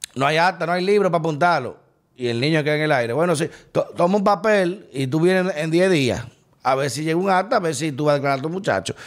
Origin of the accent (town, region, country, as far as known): Dominican Republic